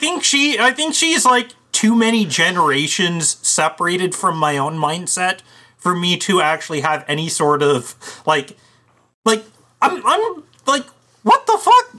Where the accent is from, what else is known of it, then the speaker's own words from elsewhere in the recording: Canada; I'm Canadian.